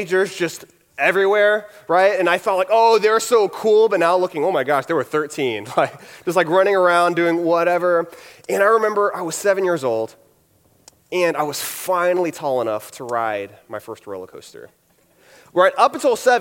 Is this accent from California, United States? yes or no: no; Houston, Texas, United States; I'm from Houston